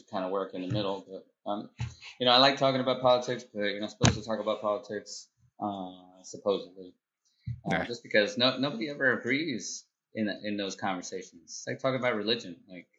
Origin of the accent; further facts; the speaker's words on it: Peru; I'm from Peru